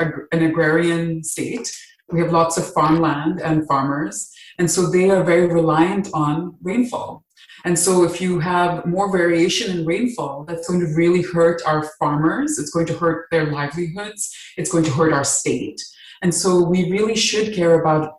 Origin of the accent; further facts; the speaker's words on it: Dubai, United Arab Emirates; moved away as an adult; also born or lived in Mumbai, India; now in United States; I grew up in the Middle East, in Dubai